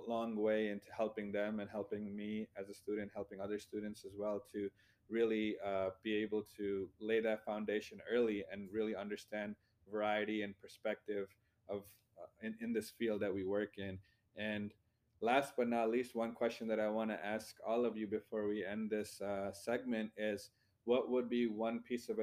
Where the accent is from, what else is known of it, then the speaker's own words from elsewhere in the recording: India; now in United States; coming from a different country, I was born in India